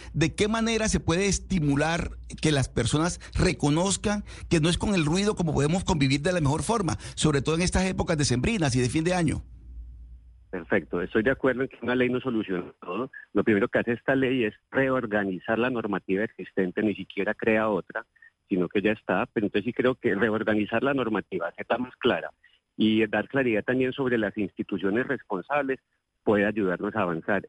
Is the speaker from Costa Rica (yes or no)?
no; Colombia; como colombianos